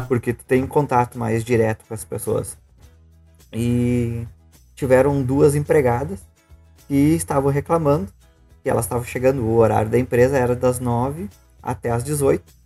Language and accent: Portuguese; Rio Grande do Sul, Brazil; sou gaúcho